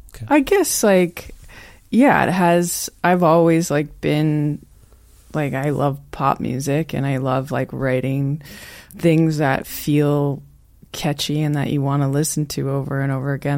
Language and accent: English; Newmarket, Ontario, Canada; also born or lived in Toronto / Prince Edward County; now in Belleville, Canada; I'm from Newmarket